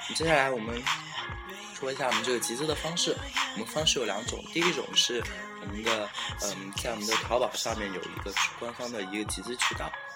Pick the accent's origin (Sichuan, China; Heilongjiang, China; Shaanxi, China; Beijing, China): Shaanxi, China; 我们这边陕西有个回民街，里面一进去全是羊肉泡馍